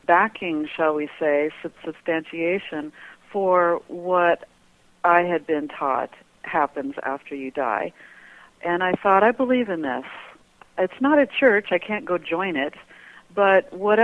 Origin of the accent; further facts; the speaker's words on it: Colorado Springs, Colorado, United States; moved away as an adult; now in Prescott, United States; I grew up in Colorado Springs, Colorado